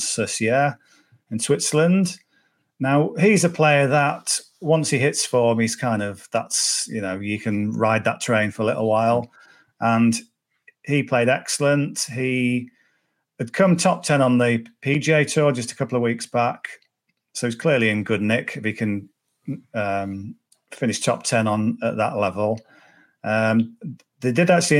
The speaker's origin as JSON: {"language": "English", "area": "Cumbria", "region": "North West England", "country": "United Kingdom", "said": "I'm from Cumbria, so Carlisle's an hour away. So every school child in my class was a Liverpool fan"}